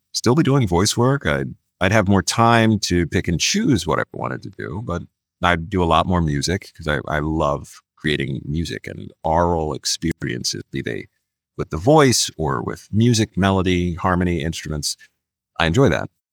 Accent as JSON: {"language": "English", "town": "Philadelphia", "region": "Pennsylvania", "country": "United States", "tie": "born or raised there", "moved": "yes", "said": "I'm a Philadelphia boy, born and raised in Philadelphia"}